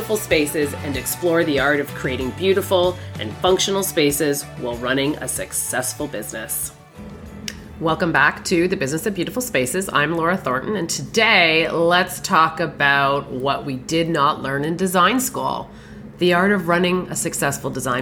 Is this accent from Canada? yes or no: yes; Canada; also born or lived in Toronto area, Ontario, Canada; I'm a Canadian